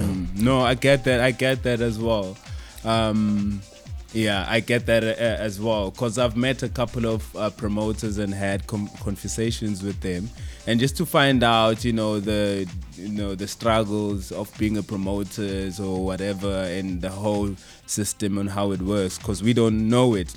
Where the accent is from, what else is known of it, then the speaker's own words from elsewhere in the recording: Pretoria, Gauteng, South Africa; I'm from Pretoria actually, not in Joburg